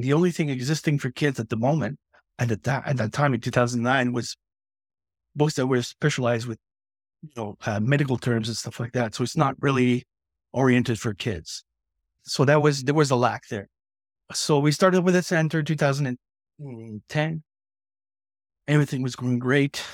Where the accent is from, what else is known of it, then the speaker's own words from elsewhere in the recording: Quebec, Canada; now in New Brunswick, Canada; I'm from Quebec and I, I live down in the Maritimes